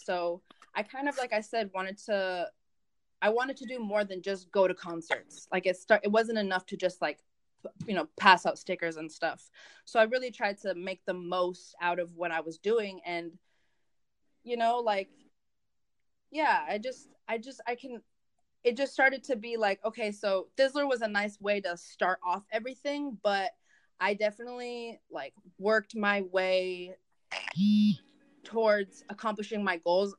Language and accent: English; Santa Monica, California, United States; born there; first language Spanish; English is a second language; also born or lived in Mexico City / Michigan; I was born in Santa Monica, you know, I've lived in Mexico City, I'm half Mexican, Spanish is my first language, like, I lived in Michigan for 6 years